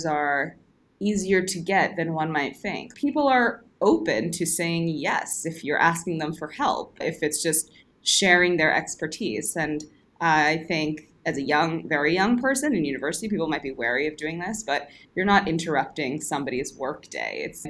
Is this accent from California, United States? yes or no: no; New Jersey, United States; first language English; moved away as an adult; also born or lived in New York City / Montreal; now in Stockholm, Sweden; I'm from the U.S., born and raised in New Jersey